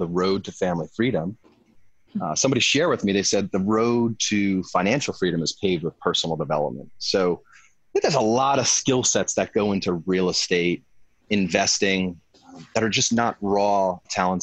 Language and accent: English; Long Island, New York, United States; now in California, United States; I grew up in the Northeast, Long Island, New York